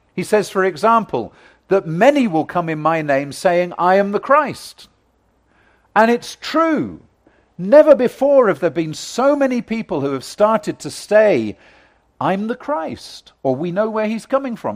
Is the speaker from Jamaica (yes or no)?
no; United Kingdom; I come from Great Britain